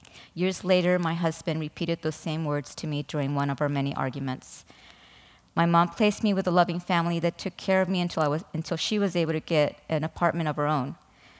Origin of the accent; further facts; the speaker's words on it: Mexico; I was born in Mexico to an alcoholic father and emotionally unavailable